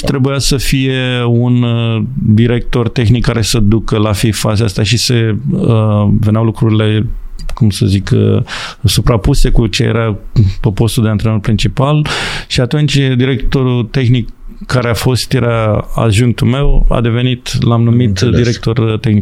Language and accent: Romanian; Romania; moved away as an adult; also born or lived in England / Ireland / Hungary / Malawi; sunt român